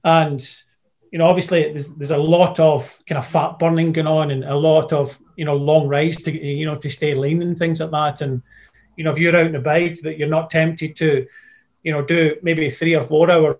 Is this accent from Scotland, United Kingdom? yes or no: yes; Scotland, United Kingdom; I'm Scottish